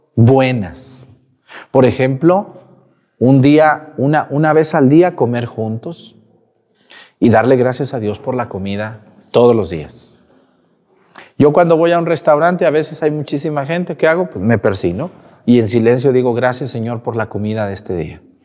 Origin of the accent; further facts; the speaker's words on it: Mexticacán, Jalisco, Mexico; Soy de un ranchito, de un pueblito del estado de Jalisco que se llama Mesticacán